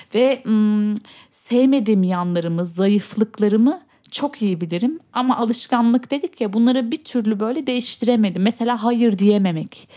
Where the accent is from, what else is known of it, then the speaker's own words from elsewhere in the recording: Berlin, Germany; burada doğdum, büyüdüm